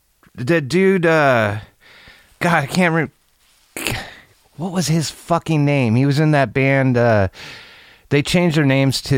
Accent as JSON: {"language": "English", "town": "Seattle", "region": "Washington", "country": "United States", "tie": "born or raised there", "said": "I grew up in Seattle in the 90s."}